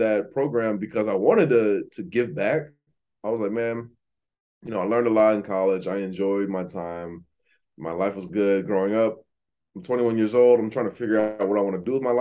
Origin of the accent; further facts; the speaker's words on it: Aurora, Illinois, United States; moved away as an adult; also born or lived in Pittsburgh / Atlanta; now in Miami, United States; I grew up in Aurora, Illinois, which is the second biggest city outside Chicago